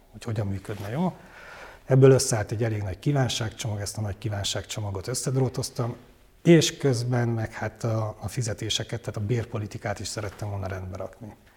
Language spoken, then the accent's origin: Hungarian; Székely, Transylvania, Romania; moved away as an adult; also born or lived in Oradea, Romania; now in Budapest, Hungary; én nagyon székely vagyok és nagyon Erdély vagyok